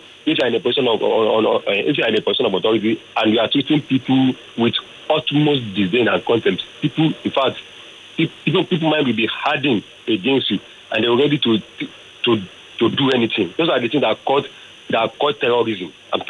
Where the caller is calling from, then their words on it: Ekpeda, Nigeria; I'm calling from Ekpeda.